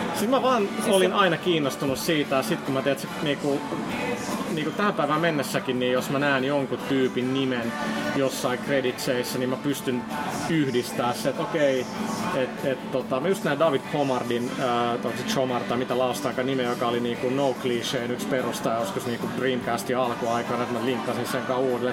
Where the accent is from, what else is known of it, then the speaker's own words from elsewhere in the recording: Finland; mä oon Suomesta